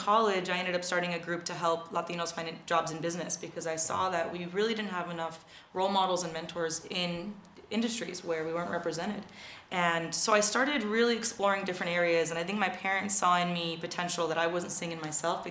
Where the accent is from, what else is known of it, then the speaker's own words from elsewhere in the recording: Oxnard, California, United States; moved away; also born or lived in France; I grew up in Oxnard, California. That's where I'm from